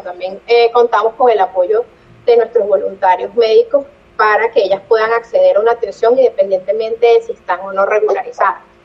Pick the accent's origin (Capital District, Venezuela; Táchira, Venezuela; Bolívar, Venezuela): Capital District, Venezuela; Caracas; moved away as an adult; now in Barranquilla, Colombia; yo soy de Caracas, yo amo mi ciudad